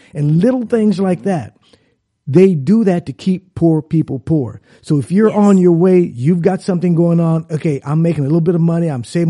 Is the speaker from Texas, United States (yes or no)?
no; California, United States; now in Dallas, United States; live in Dallas, but I'm from California.